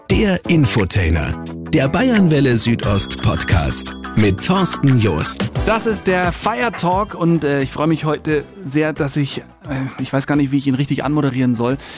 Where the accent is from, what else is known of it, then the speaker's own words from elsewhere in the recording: Rosenheim, Bavaria, Germany; also born or lived in Middle Franconia; Ich bin gebürtiger Mittelfranke, war da aber nur fünf Jahre.